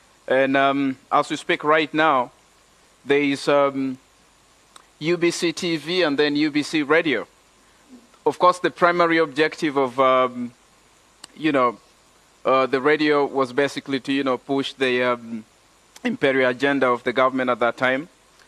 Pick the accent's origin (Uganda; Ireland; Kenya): Uganda; I'm from Uganda, landlocked country in East Africa.